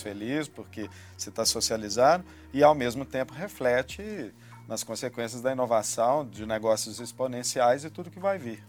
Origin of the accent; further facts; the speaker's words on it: Minas Gerais, Brazil; a gente é mineiro